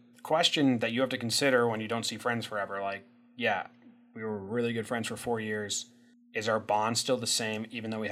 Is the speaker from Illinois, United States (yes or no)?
yes; Illinois, United States; moved away; I moved away from Illinois